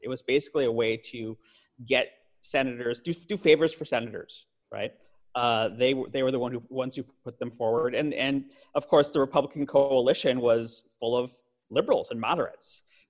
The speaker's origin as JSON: {"language": "English", "town": "Chicago", "region": "Illinois", "country": "United States", "tie": "born or raised there", "said": "Chicago, my hometown"}